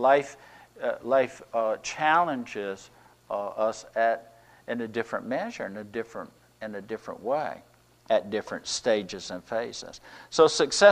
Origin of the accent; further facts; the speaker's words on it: United States; us as Americans.